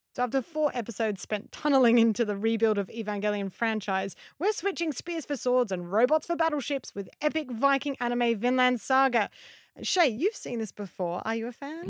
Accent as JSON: {"language": "English", "country": "Australia", "said": "as an Aussie"}